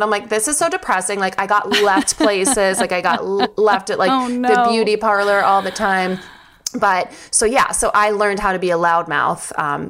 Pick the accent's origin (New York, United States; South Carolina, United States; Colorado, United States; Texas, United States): New York, United States; Long Island; I grew up on Long Island.